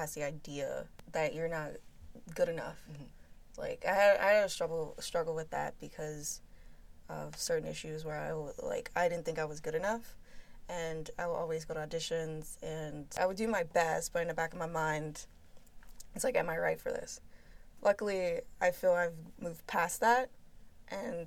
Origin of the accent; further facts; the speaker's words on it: New Orleans, Louisiana, United States; I'm originally from New Orleans